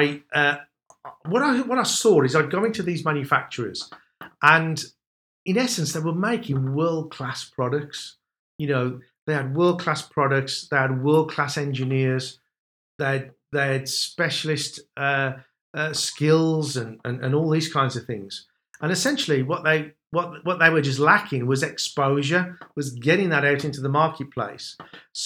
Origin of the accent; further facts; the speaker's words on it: Wolverhampton, West Midlands, United Kingdom; that's probably why you can tell the accent, because I'm from Wolverhampton.